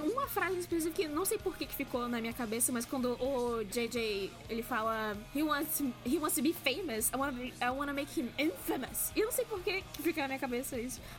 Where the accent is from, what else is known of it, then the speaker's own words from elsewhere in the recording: Brazil; accent: Brazilian; ter um, um sotaque menos brasileirão, assim, pesado